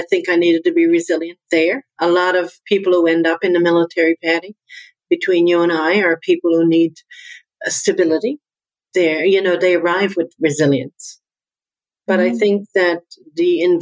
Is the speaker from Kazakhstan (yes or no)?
no; Newfoundland and Labrador, Canada; accent: Newfoundland; now in Halifax, Canada; my accent comes from Newfoundland. I'm from Newfoundland. That's why I have this accent